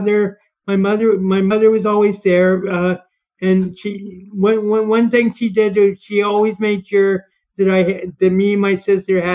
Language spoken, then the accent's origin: English; Abilene, Texas, United States; also born or lived in Midland, Texas; I was born in Midland, Texas. And my mother divorced when I was one and remarried. So I moved to Abilene, Texas. And then I grew up, I had an idyllic childhood in Abilene